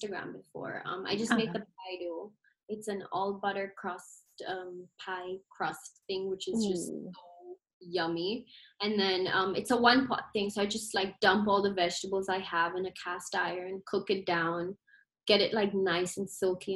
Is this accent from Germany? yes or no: no; Ghana; moved away; being an Indian and being from Ghana